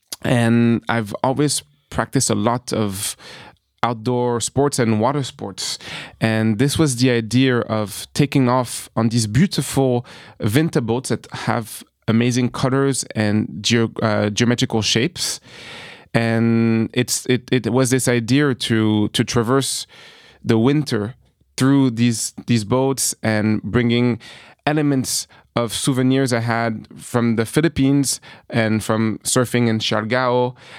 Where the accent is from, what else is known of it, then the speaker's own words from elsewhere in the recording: New York, United States; also born or lived in France; growing up in New York, having dreams through the American movies, through American sports entertainment, but also my upbringing in France